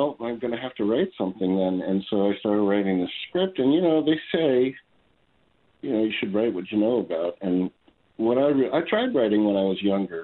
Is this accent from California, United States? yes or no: no; New York, United States; I grew up in New York